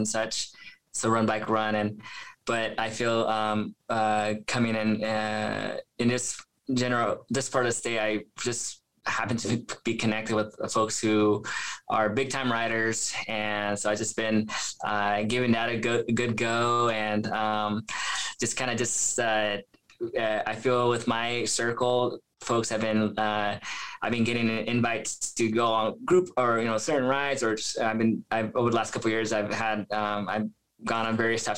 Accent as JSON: {"language": "English", "region": "Central California", "country": "United States", "tie": "born or raised there", "also_born_or_lived": "Midwest / Wisconsin", "moved": "yes", "lives_now": "Independence, United States", "said": "I'm Central California and born and raised, but recently coming to Oregon by way of the Midwest"}